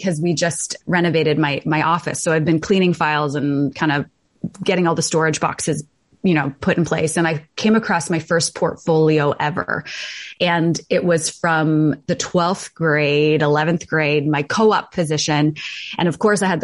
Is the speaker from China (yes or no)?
no; Toronto, Ontario, Canada; moved away as an adult; now in East Coast, Canada; I grew up in Toronto. I was born in Toronto, raised in Toronto, went to U of T